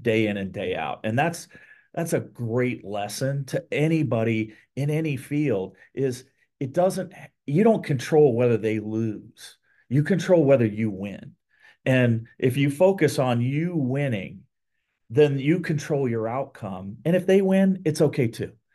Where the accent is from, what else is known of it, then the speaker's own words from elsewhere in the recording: Columbus, Ohio, United States; also born or lived in Texas / Portland, Oregon; moved to Columbus as a, as a young kid, went to, uh, grade school, high school, and college in Ohio